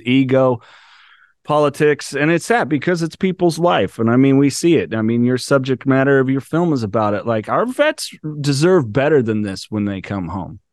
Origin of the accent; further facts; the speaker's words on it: California, United States; I'm from California.